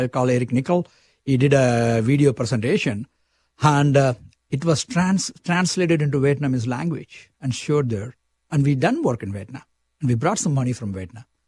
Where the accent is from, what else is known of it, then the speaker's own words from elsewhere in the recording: India; moved away as an adult; now in Saskatchewan, Canada; You can see from a slang, I'm from India